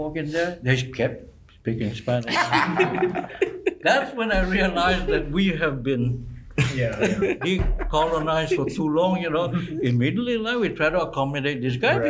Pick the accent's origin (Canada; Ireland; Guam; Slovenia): Guam; moved away as an adult; now in Washington, DC, United States; are you from Guam? I said, yes